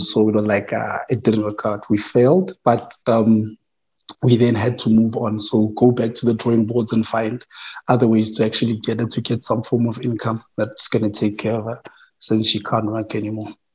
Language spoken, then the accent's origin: English; Tembisa, Gauteng, South Africa; I was born in Tembisa, um, born and raised